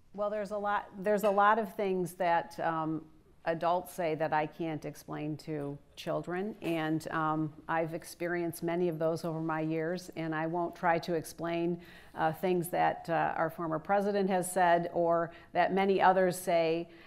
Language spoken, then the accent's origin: English; Michigan, United States; it's in Michigan, my home state